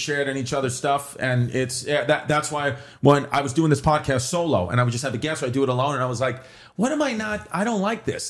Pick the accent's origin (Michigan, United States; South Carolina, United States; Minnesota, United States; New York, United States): New York, United States; I grew up in New York